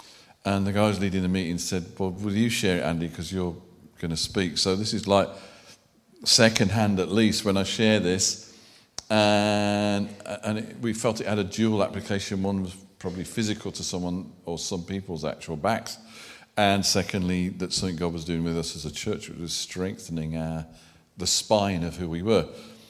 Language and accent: English; Birmingham, West Midlands, United Kingdom; accent: Brummie; And I am a Brummie. I could revert if you want proof, but you may not enjoy the evening.